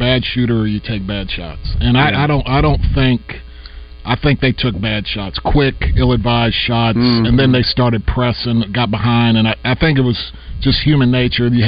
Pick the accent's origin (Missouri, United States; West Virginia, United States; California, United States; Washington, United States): Missouri, United States; I'm from Missouri